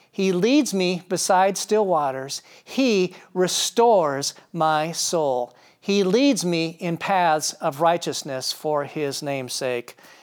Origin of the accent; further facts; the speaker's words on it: Marshall, Minnesota, United States; growing up in Marshall, Minnesota, a small town, America